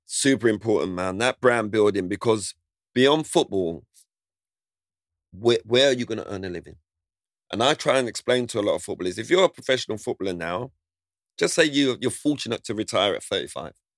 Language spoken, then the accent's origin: English; London, United Kingdom; growing up in Southeast London in Lewisham